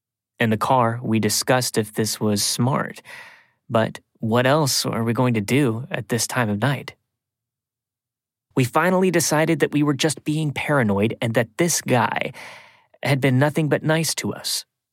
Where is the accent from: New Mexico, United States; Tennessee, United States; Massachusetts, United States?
Tennessee, United States; also born or lived in Atlanta; A little backstory about me, I'm originally from the Appalachian Mountains in East Tennessee and had moved to Atlanta when I was very young. My hometown is a very small and isolated town that sits in the valley surrounded by beautiful mountains.